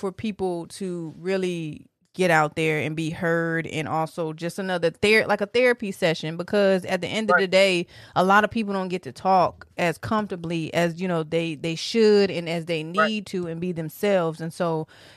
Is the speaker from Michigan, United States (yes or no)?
yes; Detroit, Michigan, United States; moved away; also born or lived in Norfolk, Virginia; I'm originally from Detroit